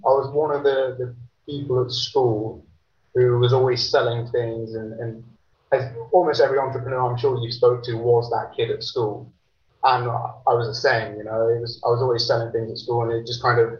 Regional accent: Grantham, East Midlands, United Kingdom; I'm from the UK. I grew up in a small town in a place called Lincolnshire. The town's called Grantham.

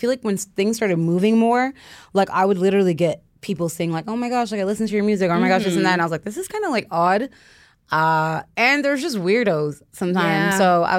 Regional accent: Toronto, Ontario, Canada; Well, because I'm from Toronto, I feel like... you have to speak English. Like you just have to speak English. So I did grow up going to French school before I kind of got over. I went to just English school.

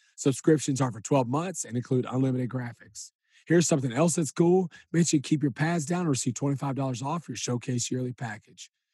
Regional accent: Huntsville, Texas, United States; all of my life growing up in Huntsville

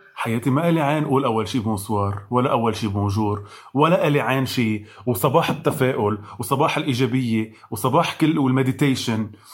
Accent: Lebanon; مش بس كلبنانية كعرب

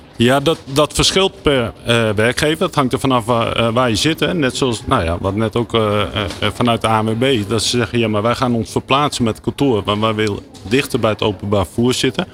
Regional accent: Netherlands; we dat als Nederlander

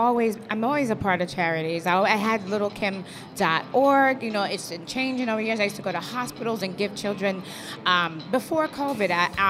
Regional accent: New York City, New York, United States; But I'm from Brooklyn

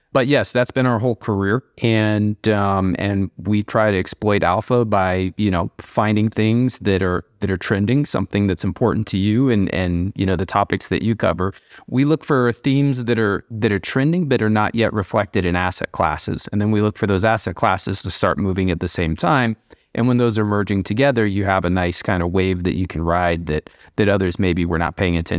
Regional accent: Midwest, United States; I started trading. I grew up in the Midwest in the United States.

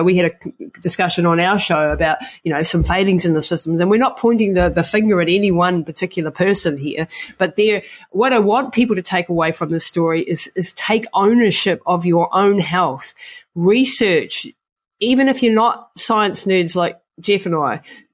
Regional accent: New Zealand; I come from the Maori culture in New Zealand

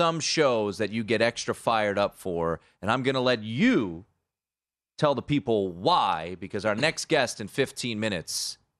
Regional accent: Washington, District of Columbia, United States; my hometown, Washington, D.C.

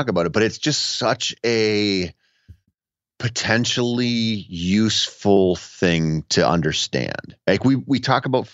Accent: Minnesota, United States; growing up in Minnesota

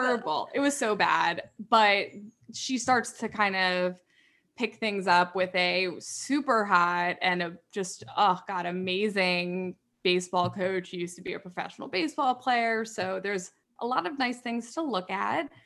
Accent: New York, United States; I'm from New York, like I don't get a lot of that small town

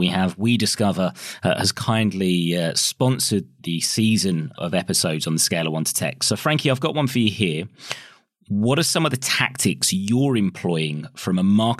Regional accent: United States; moved away; I grew up in the States when I was younger and into American sports.

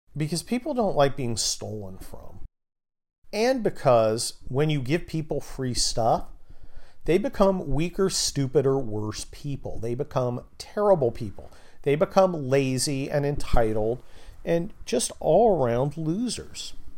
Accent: California, United States; I'm from California

